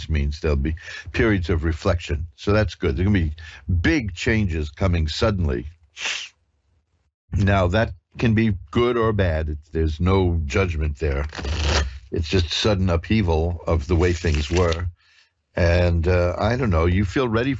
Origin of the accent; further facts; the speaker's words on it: New York, United States; I'm a native New Yorker